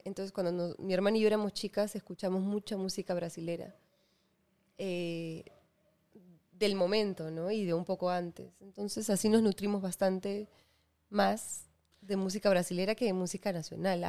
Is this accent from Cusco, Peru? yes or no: no; Lima, Peru; crecí en Lima